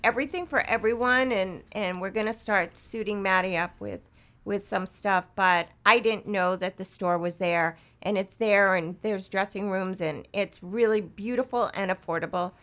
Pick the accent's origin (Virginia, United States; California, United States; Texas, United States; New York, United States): New York, United States; moved away; I'm from New York